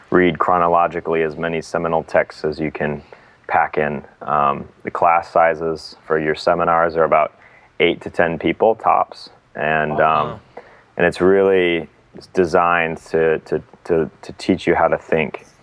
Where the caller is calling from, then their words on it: Boston, Massachusetts, United States; I am skyping in from Boston, which is where I'm based.